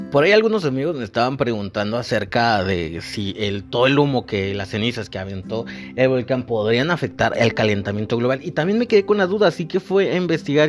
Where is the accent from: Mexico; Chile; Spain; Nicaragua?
Mexico; somos los mexicanos